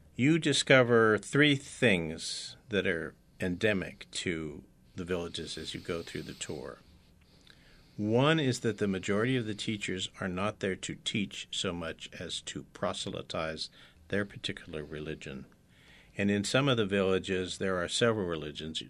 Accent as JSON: {"language": "English", "area": "San Francisco Bay Area", "region": "California", "country": "United States", "tie": "born or raised there", "said": "I'm from the San Francisco Bay Area, born and raised too"}